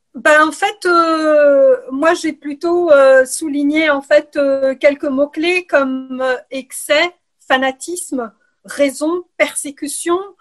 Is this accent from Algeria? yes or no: yes; Algeria; moved away as an adult; also born or lived in Ukraine / Quebec, Canada / France; now in Brussels, Belgium; je suis née en Ukraine euh, et j'ai grandi en Algérie